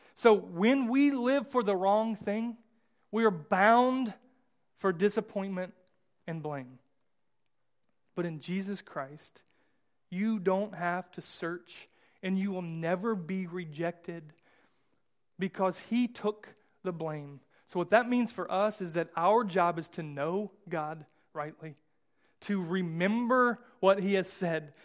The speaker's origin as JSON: {"language": "English", "country": "United States", "said": "I, I'm American"}